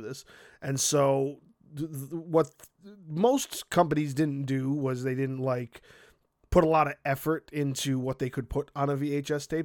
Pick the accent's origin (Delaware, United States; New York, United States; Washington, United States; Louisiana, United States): New York, United States; New York City; the dude who owned the video store around the corner from my house when I grew up in Brooklyn